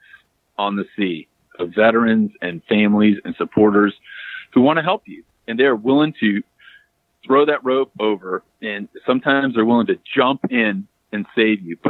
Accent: United States; I am unapologetically American

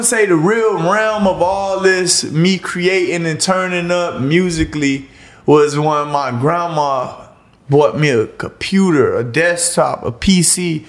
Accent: Miami, Florida, United States; born there; I was born in Liberty City more so. A lot of my family from what my family is from Liberty City. A lot of my close friends from Liberty City. I grew up everywhere, I like to say it.

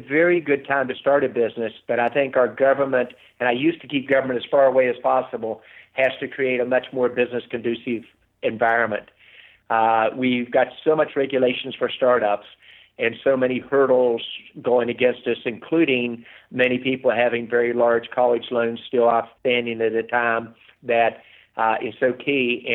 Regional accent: West Virginia, United States; Growing up in West Virginia

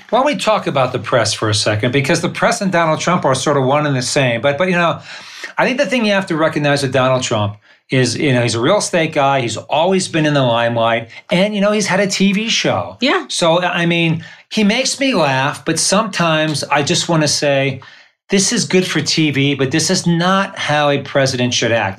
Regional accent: Northeast Pennsylvania, United States; now in San Diego, United States; I'm from Northeast Pennsylvania in the coal regions of Pennsylvania.

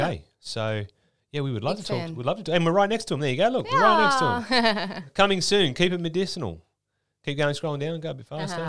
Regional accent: Australia; we're Australian

